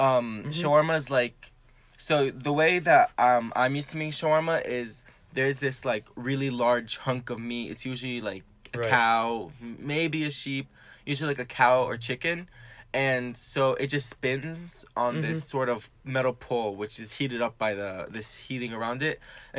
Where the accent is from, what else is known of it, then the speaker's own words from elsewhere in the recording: Syria; born there; I was born near Damascus. It's the capital of Syria.